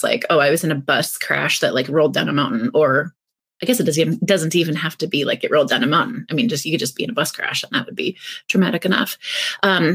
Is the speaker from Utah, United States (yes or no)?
no; North Central Iowa, United States; now in Minnesota, United States; I grew up in North Central Iowa